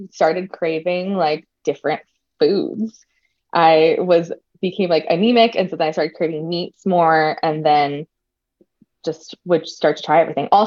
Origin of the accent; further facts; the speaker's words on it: New Jersey, United States; um, a lot of people, especially when I went to college, it was around like the Jersey Shore era. So people were like, why don't